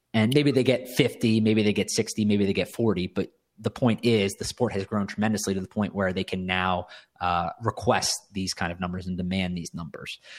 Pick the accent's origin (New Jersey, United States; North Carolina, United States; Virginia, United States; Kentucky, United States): North Carolina, United States; Cary; moved away as an adult; also born or lived in New York City; now in Miami, United States; we grew up in North Carolina. We grew up in Cary, North Carolina, for anyone that's familiar with the area. uh, right outside of Raleigh. We, we all, uh, I was born there